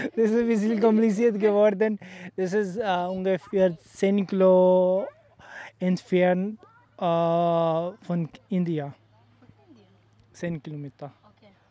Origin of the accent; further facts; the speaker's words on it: Sialkot, Punjab, Pakistan; German is a second language; moved away; in Sialkot